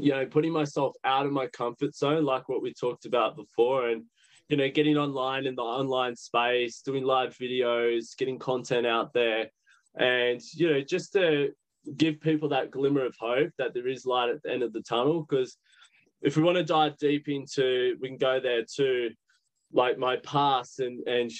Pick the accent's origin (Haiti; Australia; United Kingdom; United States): Australia; Sydney, New South Wales; from Sydney.